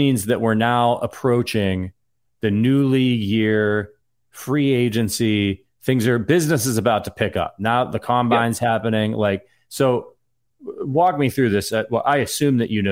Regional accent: Northeast Ohio, United States; moved away; I'm from Ohio. Cincinnati's very far away from, I'm from Northeast Ohio

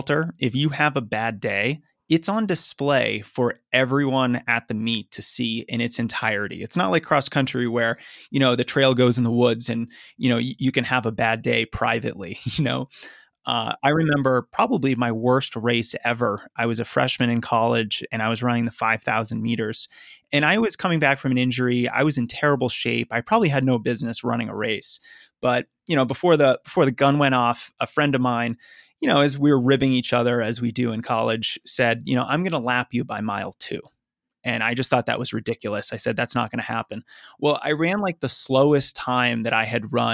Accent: Lexington, Massachusetts, United States; also born or lived in Arlington, Massachusetts; I actually grew up in Lexington and Arlington, yeah, which are just a couple towns away

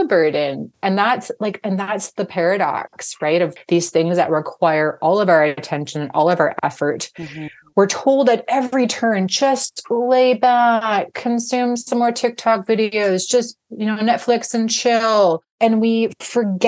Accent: Vancouver, British Columbia, Canada; I'm from Vancouver, British Columbia

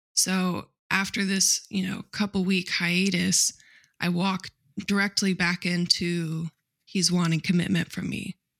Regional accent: Midwest, United States; I grew up in the Midwest on a cattle farm

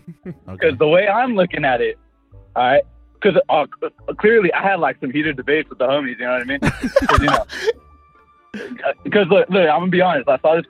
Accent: California, United States; I'm from, Cali.

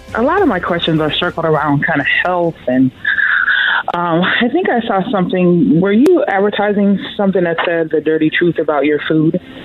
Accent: the South, United States; I'm from the South

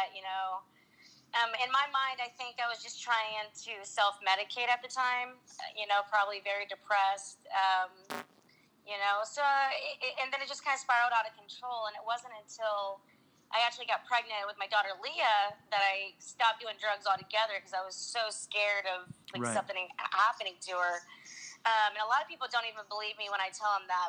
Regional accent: Anderson, Indiana, United States; I was from Anderson, Indiana, a small town in Indiana.

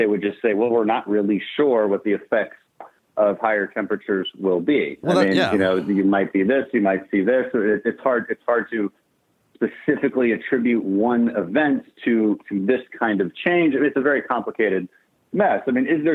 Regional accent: Houston, Texas, United States; We're from Houston.

